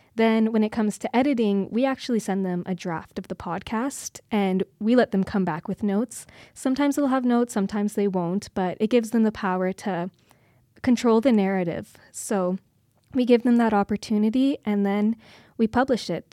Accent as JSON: {"language": "English", "town": "Kindersley", "region": "Saskatchewan", "country": "Canada", "tie": "born or raised there", "moved": "yes", "lives_now": "Calgary, Canada", "said": "I'm from originally a little small town outside of Kindersley, Saskatchewan. I grew up on a farm."}